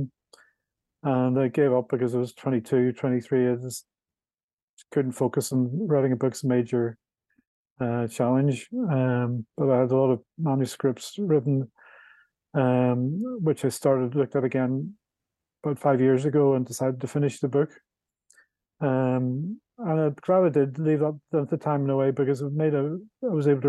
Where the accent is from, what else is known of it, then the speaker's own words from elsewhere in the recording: Belfast, Northern Ireland, United Kingdom; moved away as an adult; I was brought up in Belfast, Northern Ireland.